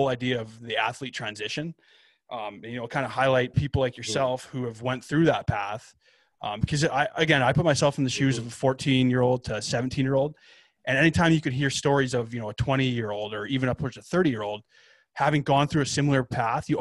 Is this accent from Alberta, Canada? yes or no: yes; Lethbridge, Alberta, Canada; growing up in Lethbridge